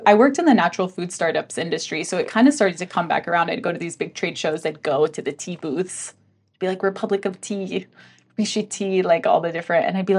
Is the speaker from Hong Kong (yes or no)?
yes; Hong Kong; No. So I was raised in Hong Kong, and actually, so I was around tea all the time, and I loved tea